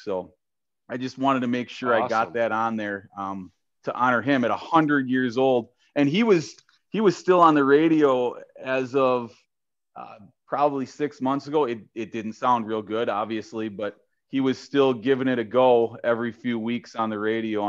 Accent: Minneapolis, Minnesota, United States; moved away; growing up in the Twin Cities

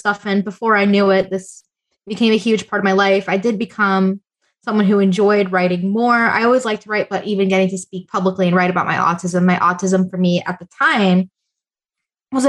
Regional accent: South Florida, United States; I am from South Florida. I'm born and raised

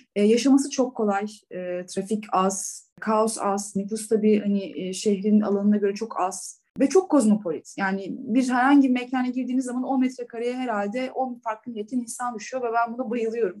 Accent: İzmir, Turkey; moved away as an adult; also born or lived in Istanbul / Denmark / Germany; now in Dubai, United Arab Emirates; İzmirliyim. İzmir doğumu büyüme. 18 yaşına kadar e, Bornova Anadolu mezunuyum

